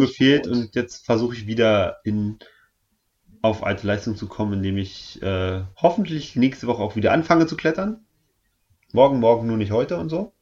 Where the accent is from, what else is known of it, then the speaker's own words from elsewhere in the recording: East Germany, Germany; Ich komme aus dem Osten, also nicht aus Sachsen, aber mein Vater kommt aus Sachsen